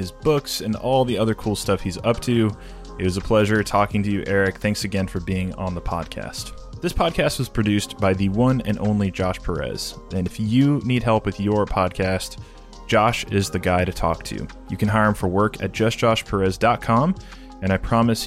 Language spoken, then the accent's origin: English; New Mexico, United States; also born or lived in Los Angeles; now in Manhattan, United States; I'm not from New York, so from New Mexico on the West Coast, Southwest.